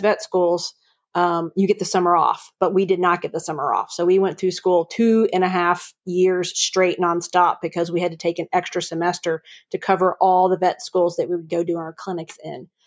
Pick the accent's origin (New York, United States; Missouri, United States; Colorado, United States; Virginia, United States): Virginia, United States; Virginia Beach; moved away as an adult; also born or lived in Atlanta, Georgia; now in Chattanooga, United States; I grew up in uh, Virginia Beach, Virginia. I was a beach girl